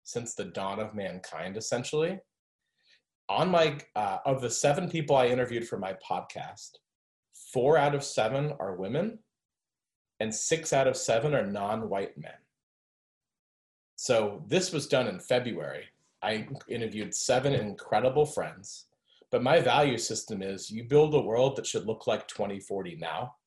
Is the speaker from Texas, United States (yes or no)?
no; Florida, United States; I grew up in Florida and studied French instead of Spanish